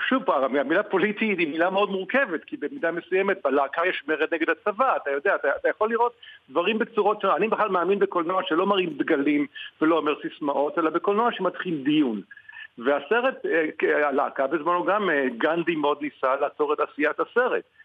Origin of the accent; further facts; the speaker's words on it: Israel; אני ישראלי